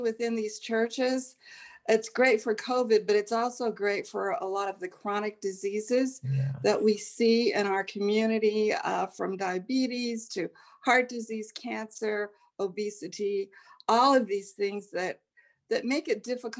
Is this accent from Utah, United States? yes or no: yes; Salt Lake City, Utah, United States; moved away as an adult; also born or lived in Chicago, Illinois; now in New Haven, United States; I grew up in Salt Lake City, Utah, and I went to college in Chicago at Roosevelt University